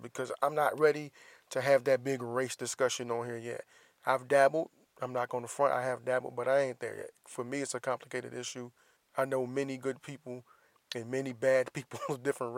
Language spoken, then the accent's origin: English; Florida, United States; my home state, the Sunshine State